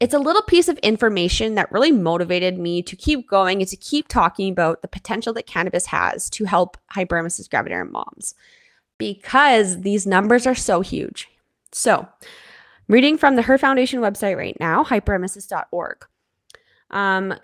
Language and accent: English; Canada; I'm your Canadian host